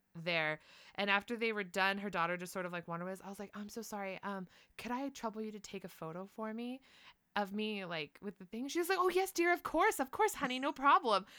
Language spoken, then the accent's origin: English; United States; I'm from the United States